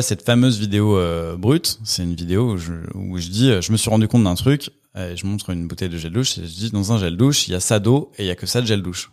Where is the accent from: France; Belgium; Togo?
France; Villeurbanne, Auvergne-Rhône-Alpes; moved away as an adult; now in Paris, France; je viens de, de Villeurbanne à côté de Lyon